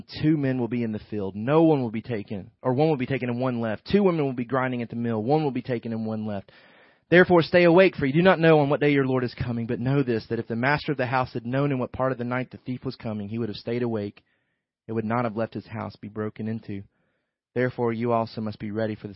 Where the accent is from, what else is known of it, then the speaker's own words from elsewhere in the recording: the South, United States; we were raised here in the South